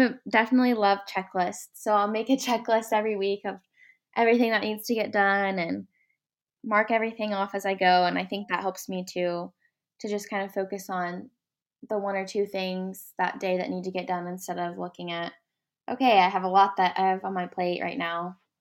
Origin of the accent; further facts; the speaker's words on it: Ardmore, Oklahoma, United States; I'm from Ardmore, Oklahoma